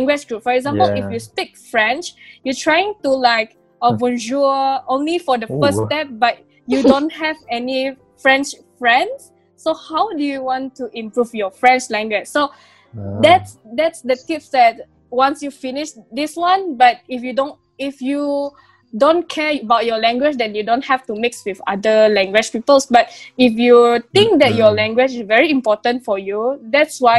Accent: Malaysia; English is a second language; we are Malaysian, we're mixed with a lot of races

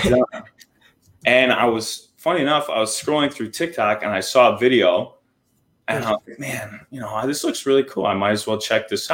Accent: Armada, Michigan, United States; I'm from Michigan.

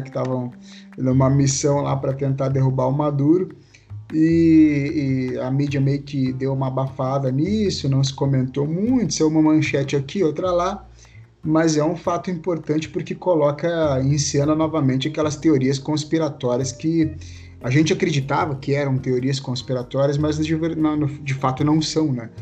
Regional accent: Novo Hamburgo, Rio Grande do Sul, Brazil; now in Estância Velha, Brazil; eu moro em Estância Velha, mas é, do lado aqui é divisa, né? Me criei em Novo Hamburgo

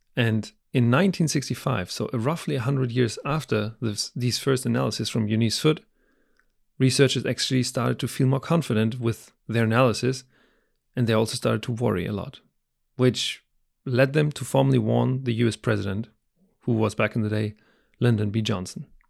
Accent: Germany; moved away; my home country, Germany

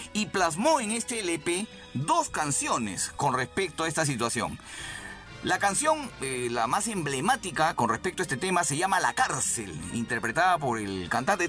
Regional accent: Lima, Peru; yo también soy de Breña, empezamos a ubicarnos, yo soy más o menos por, la, por el mercado La Flores

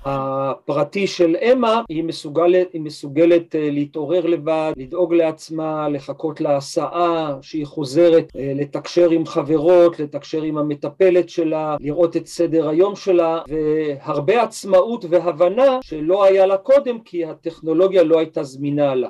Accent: Israel; אני גדלתי ב-, בקיבוץ

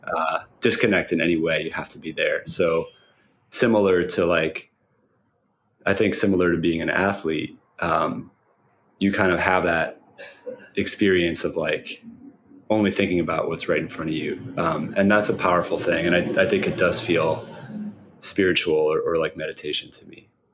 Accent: Cambridge, Massachusetts, United States; I um, grew up in Cambridge

